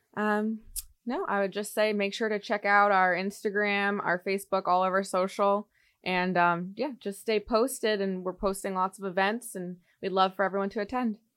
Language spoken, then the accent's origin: English; East Providence, Rhode Island, United States; moved away as an adult; now in Saint Petersburg, United States; I am from East Providence, Rhode Island. I just moved here to Saint Petersburg last year